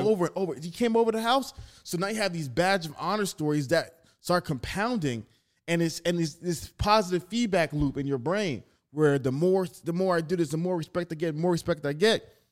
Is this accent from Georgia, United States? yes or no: yes; Atlanta, Georgia, United States; also born or lived in Staten Island, New York; I was born in Staten Island, but I was raised in Atlanta